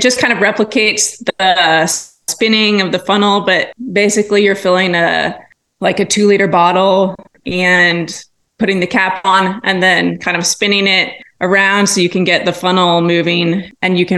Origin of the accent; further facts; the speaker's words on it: Iowa, United States; now in Southwest Missouri, United States; I grew up in Iowa where, you know, grasslands abound.